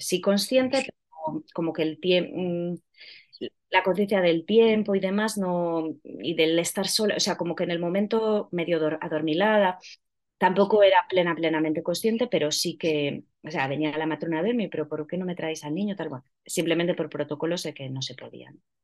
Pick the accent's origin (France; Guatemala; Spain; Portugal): Spain; Ponferrada, Castile and León; moved away as an adult; now in Madrid, Spain; yo soy de Ponferrada, pero vivo ya en Madrid desde hace bastantes años